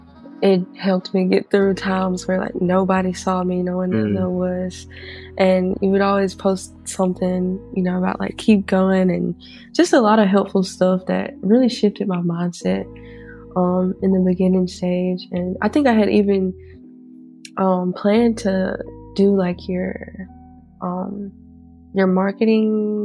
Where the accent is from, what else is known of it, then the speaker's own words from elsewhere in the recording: Mississippi, United States; I'm from Mississippi